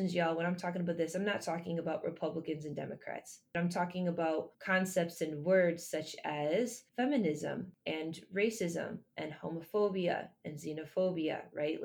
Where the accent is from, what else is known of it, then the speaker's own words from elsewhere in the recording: Michigan, United States; I was born and raised in Michigan